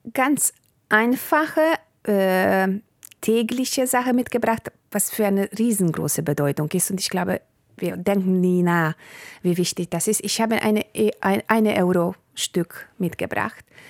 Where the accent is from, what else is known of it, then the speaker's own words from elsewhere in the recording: Hungary; German is a second language; mein Vater aus Bulgarien kam und meine Mutter äh, aus Ungarn und wir haben also im Ungarn gelebt, aber zu Hause haben wir Bulgarisch gesprochen